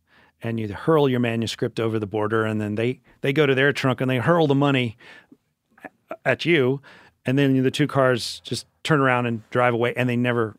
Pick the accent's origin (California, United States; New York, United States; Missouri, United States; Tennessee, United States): Tennessee, United States; Memphis; because I am from Memphis and, we consider ourselves the barbecue capital of the world